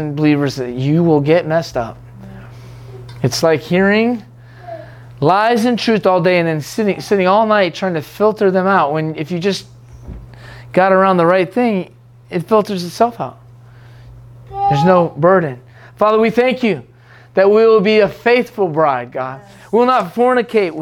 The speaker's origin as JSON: {"language": "English", "country": "United States", "said": "I'm an American still"}